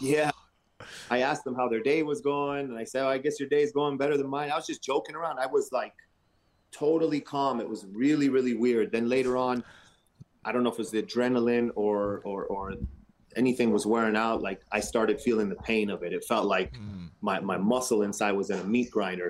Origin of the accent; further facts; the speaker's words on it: Canada; we're Canadian